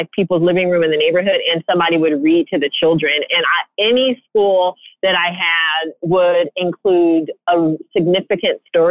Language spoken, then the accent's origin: English; Seattle, Washington, United States; growing up in Seattle